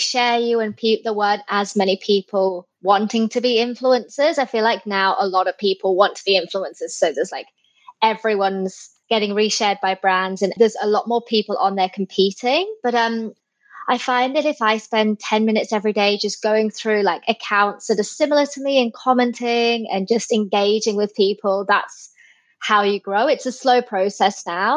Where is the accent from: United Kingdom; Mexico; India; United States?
United Kingdom; England; moved away as an adult; now in Sydney, Australia; I am originally from England, but I've lived in Sydney, Australia for 10 years.